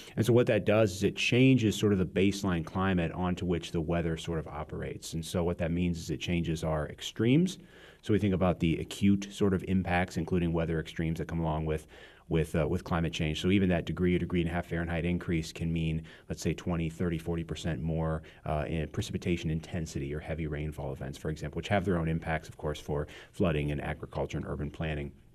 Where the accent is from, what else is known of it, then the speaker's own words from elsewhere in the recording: Peoria, Illinois, United States; I grew up in the Peoria area